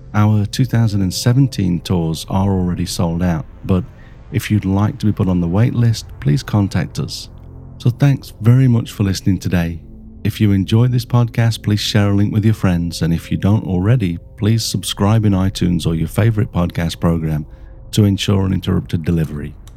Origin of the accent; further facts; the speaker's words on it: Yokohama, Kanagawa, Japan; from Yokohama